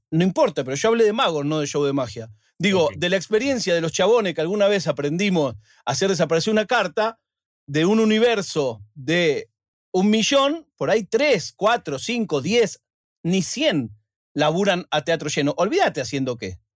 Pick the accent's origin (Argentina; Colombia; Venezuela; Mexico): Argentina; yo soy argentino